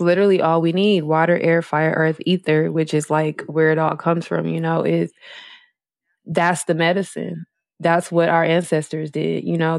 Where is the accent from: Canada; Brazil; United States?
United States; Milwaukee, Wisconsin; moved away as an adult; also born or lived in Las Vegas; now in Los Angeles, United States; That's my hometown, Milwaukee, Wisconsin